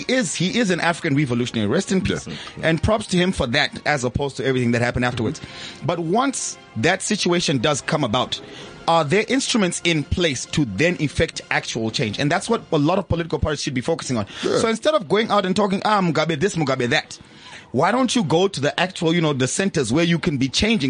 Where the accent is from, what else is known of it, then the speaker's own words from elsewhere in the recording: Morocco; My home country, Morocco.